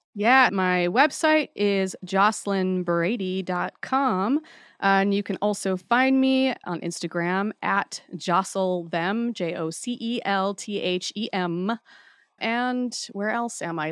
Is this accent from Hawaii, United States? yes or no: yes; Hawaii, United States; I grew up in Hawaii